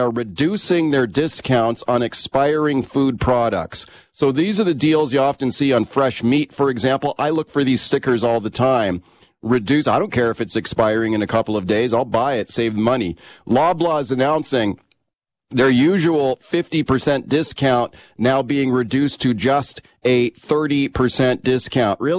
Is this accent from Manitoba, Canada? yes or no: yes; Winnipeg, Manitoba, Canada; I'm from Winnipeg. I know all about cold, snowy winter. Out here, they haven't got a clue.